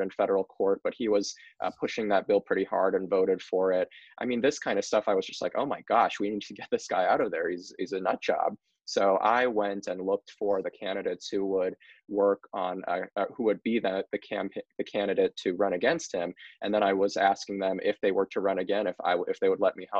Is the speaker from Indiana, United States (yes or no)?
yes; Northwest Indiana, United States; also born or lived in New York City; I moved back from New York City to Northwest Indiana in 2016.